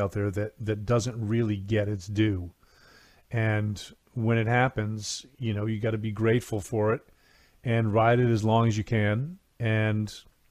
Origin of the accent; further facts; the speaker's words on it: New England, United States; I grew up in New England